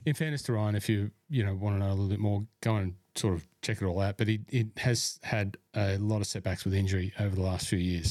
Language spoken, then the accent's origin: English; Cessnock, New South Wales, Australia; moved away; my hometown